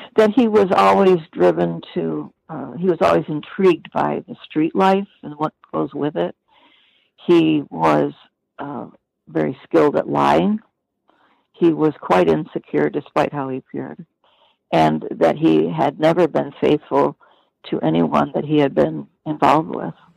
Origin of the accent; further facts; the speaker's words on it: Detroit, Michigan, United States; moved away as an adult; also born or lived in Midwest / Pacific Northwest; growing up in Detroit.